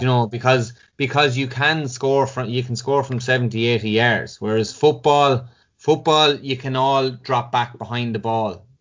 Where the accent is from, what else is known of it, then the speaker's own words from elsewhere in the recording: Cashel, Munster, Ireland; also born or lived in Dublin; growing up in Tip, and especially the, the family I came from